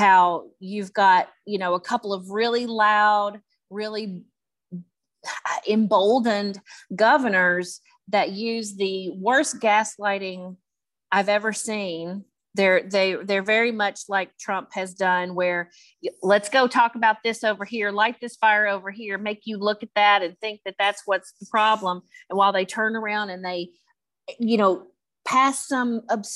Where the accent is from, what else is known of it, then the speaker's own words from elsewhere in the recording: West Tennessee, United States; also born or lived in Memphis, Tennessee; where I'm from West Tennessee, just about an hour north of Memphis